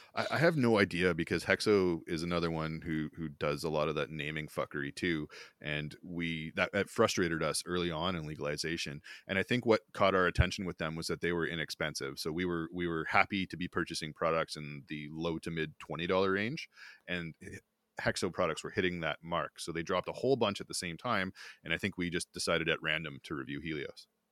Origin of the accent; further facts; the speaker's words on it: Smiths Falls, Ontario, Canada; I grew up near Smith Falls, Ontario